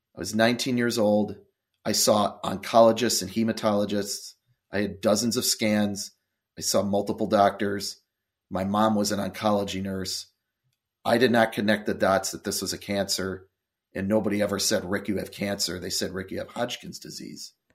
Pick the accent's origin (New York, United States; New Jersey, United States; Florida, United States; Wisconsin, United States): Wisconsin, United States; Milwaukee; also born or lived in Eau Claire, Wisconsin; I grew up in Milwaukee, Wisconsin